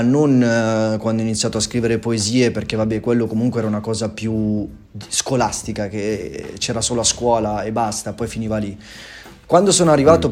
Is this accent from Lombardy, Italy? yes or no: yes; Erba, Lombardy, Italy; Vengo dalla provincia di Como, precisamente da Erba